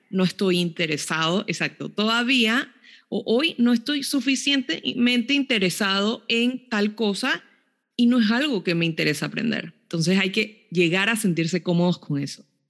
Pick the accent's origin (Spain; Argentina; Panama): Panama; moved away; una de las instituciones desde Panamá que, pues me ayudó muchísimo a mí también a cumplir sueños fue el IFARU